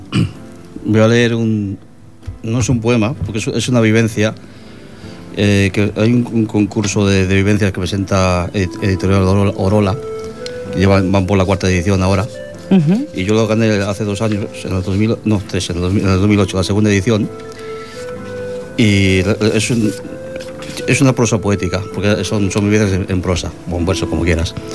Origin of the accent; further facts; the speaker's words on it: Castile, Spain; now in Sabadell, Spain; Una infancia pequeña y castellana. Un día abandoné el pueblo y dejé en él olvidada mi historia. Bueno, esto es porque soy castellano